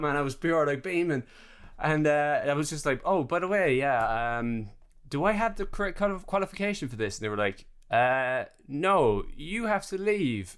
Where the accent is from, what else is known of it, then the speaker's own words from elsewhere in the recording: Ireland; moved away; I'm Irish